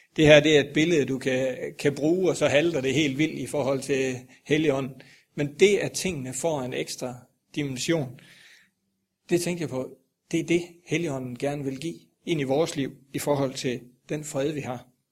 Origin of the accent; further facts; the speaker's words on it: Grindsted, Southern Denmark, Denmark; moved away; oppe i Billund, Grindsted, hvor jeg kommer fra